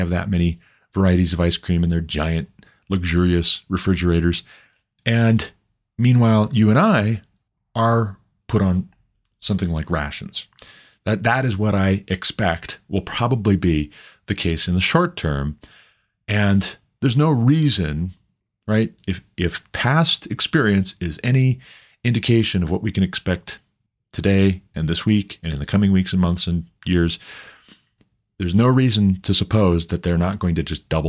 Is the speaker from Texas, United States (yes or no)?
no; Montana, United States; growing up in Montana, my home state